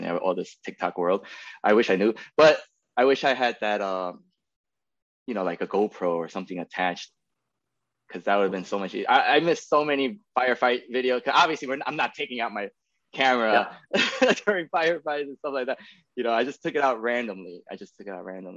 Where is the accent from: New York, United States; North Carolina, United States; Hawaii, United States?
New York, United States; New York City; moved away as an adult; now in Austin, United States; I'm born and raised in New York City, in Queens